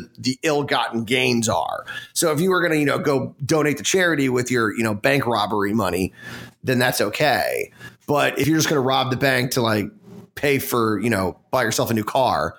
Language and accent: English; Washington, District of Columbia, United States; someone that was born in D.C.